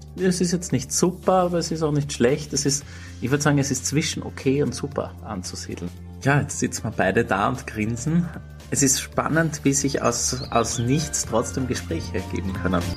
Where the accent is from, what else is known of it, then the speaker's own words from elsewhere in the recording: Austria; Ich aus Österreich